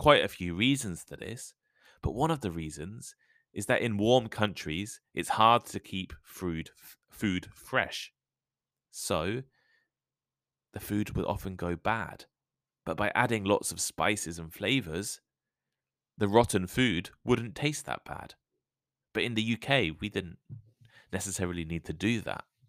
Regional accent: United Kingdom; moved away as an adult; also born or lived in London / Japan / Taipei, Taiwan; now in Tokyo, Japan; I grew up in a village not too far away from London

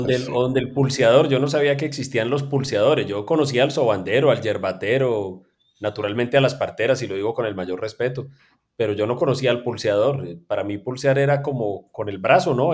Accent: Manizales, Caldas, Colombia; es la ciudad donde yo nací, que es Manizales

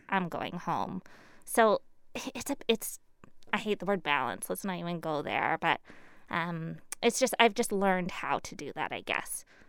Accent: Surrey, British Columbia, Canada; also born or lived in Burnaby; until I was three, I was in Burnaby, I believe. Fraser Heights, somewhere over there. Uh, and then what they call South Surrey now, but it was Cloverdale, one eighty-fourth and twenty-nine A. Uh, I grew up in a big heritage farm

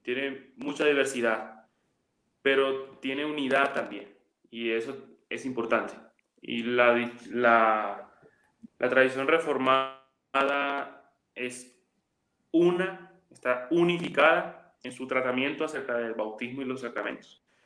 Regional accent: Venezuela; moved away as an adult; now in Medellín, Colombia; yo soy venezolano. Sí, venezolano, pero yo vivo en Colombia desde hace varios años

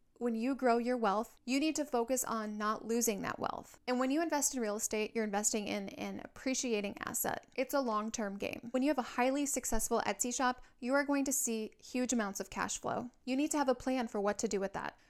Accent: Minnesota, United States; now in San Diego, United States; My husband is from Hawaii and I am from Minnesota, but the military has landed us here

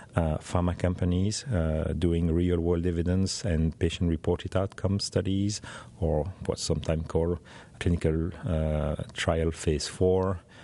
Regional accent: Belgium; I'm from Belgium in Europe

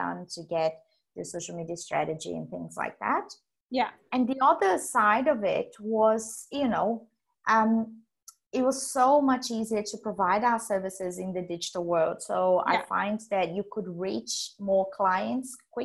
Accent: Brazil; moved away as an adult; now in Australia; I was born in Brazil

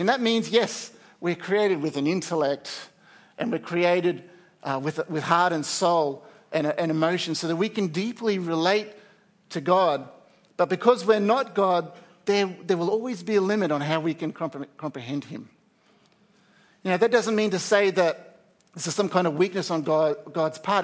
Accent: Australia; as Australian society

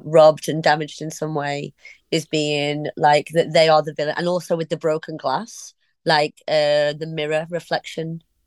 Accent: Warrington, North West England, United Kingdom; also born or lived in Liverpool; I was born in Liverpool, but then we moved to Warrington when I was really small

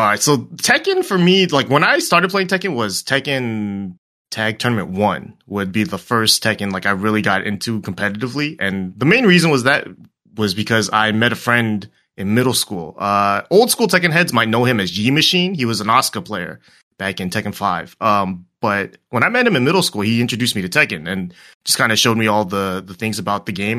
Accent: Torrance, California, United States; SoCal the whole way. Torrance, uh, I've been living here for a while

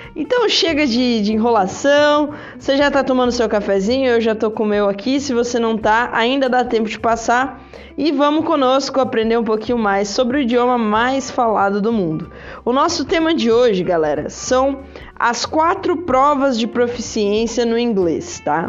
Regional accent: Brazil; nós somos brasileiros

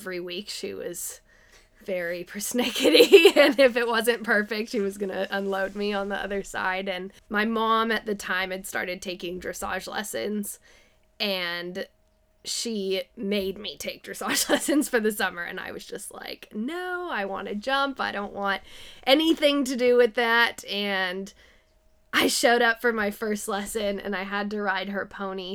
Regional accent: San Diego, California, United States; born or raised there; now in Petaluma, United States

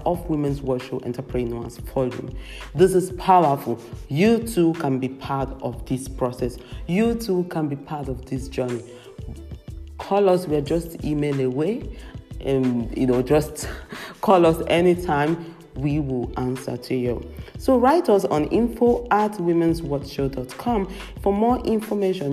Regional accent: Nigeria; now in Europe; I live in Europe, and it makes sense, of course, to unite it with where I come from, my roots in Africa, in Nigeria. I'm a Nigerian

